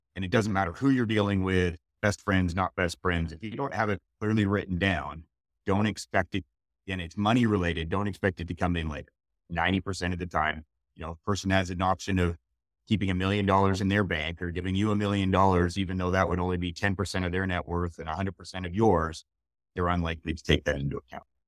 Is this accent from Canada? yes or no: yes; Montreal, Quebec, Canada; moved away; I grew up in Montreal.